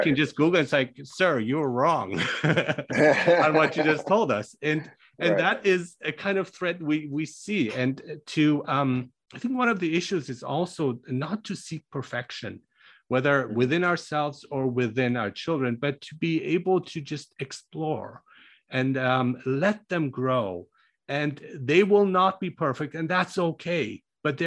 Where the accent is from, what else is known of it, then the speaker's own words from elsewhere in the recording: Germany; moved away; I grew up in Germany and studied there.